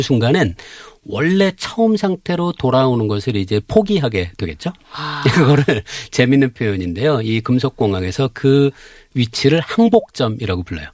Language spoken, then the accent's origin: Korean; Cheongju, North Chungcheong, South Korea; moved away; 제 원래 고향은 청주인데요